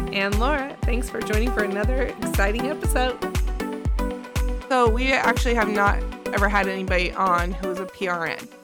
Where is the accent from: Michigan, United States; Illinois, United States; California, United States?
California, United States; Southern; I grew up in Southern California